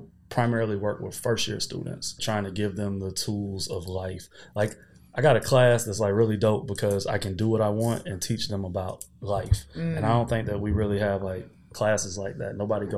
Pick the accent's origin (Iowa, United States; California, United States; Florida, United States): Florida, United States; Pensacola; moved away as an adult; now in New Orleans, United States; I am originally from Pensacola, Florida. Moved to New Orleans 6 years ago. So Brian tells me I am now a New Orleans resident because I married somebody from New Orleans. I work in New Orleans.